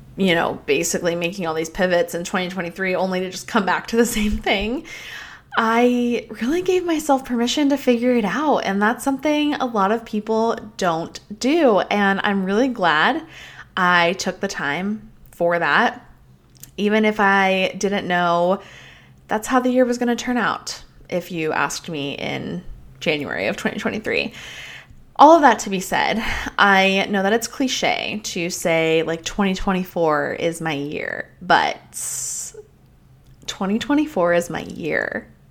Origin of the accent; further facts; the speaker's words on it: Colorado, United States; I grew up in Colorado